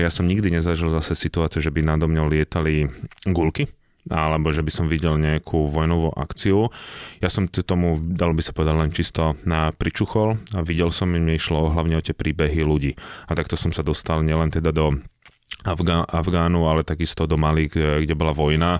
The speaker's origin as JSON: {"language": "Slovak", "country": "Slovakia", "said": "ty povieš Slovensko"}